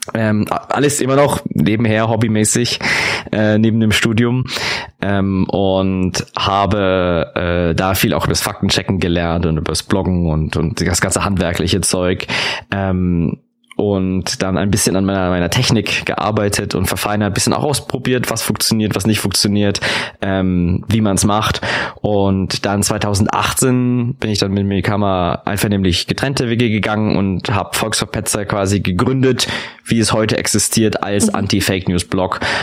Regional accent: Augsburg, Bavaria, Germany; ich bin ja auch aus Augsburg

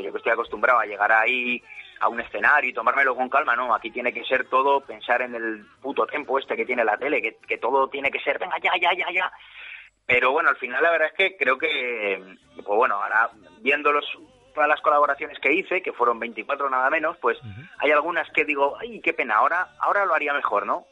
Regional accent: Zaragoza, Aragon, Spain; vivo en mi tierra, o sea, sin salir de mi casa de Zaragoza

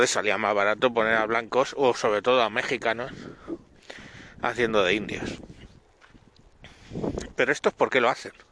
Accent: Spain; los que somos los españoles los que tenemos la leyenda negra

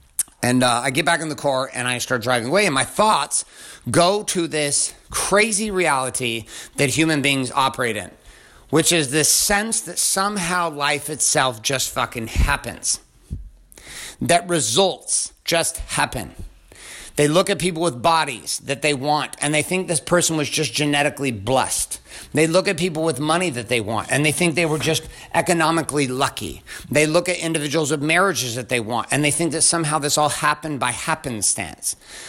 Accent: Stockton, California, United States; also born or lived in different areas around the country; I grew up in Stockton, California, and in different areas around the country. Like, I did not come from money.

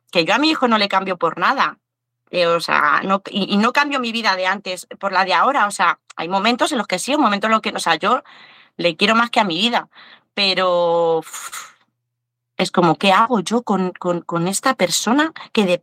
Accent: Aranda de Duero, Castile and León, Spain; No, no, no, nosotros somos de aquí, de España, somos de ahí, de un pueblo de Burgos, de Aranda de Duero.

